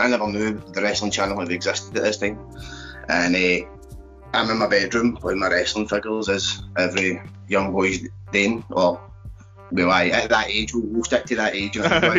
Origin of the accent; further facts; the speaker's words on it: Cowdenbeath, Scotland, United Kingdom; accent: Glaswegian; Obviously, I'm originally Fife, don't let my accent fool you. I was born and raised in Cowden Beef, but I've had this Glaswegian accent the majority of my life.